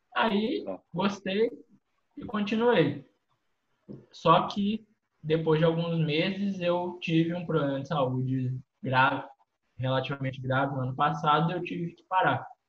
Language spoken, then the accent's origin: Portuguese; Cataguases, Minas Gerais, Brazil; tenho 23 anos, sou de Cataguases, Minas Gerais